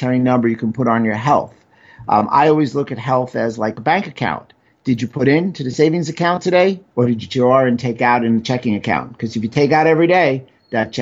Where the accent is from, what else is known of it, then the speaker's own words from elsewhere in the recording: New York City, New York, United States; growing up in New York City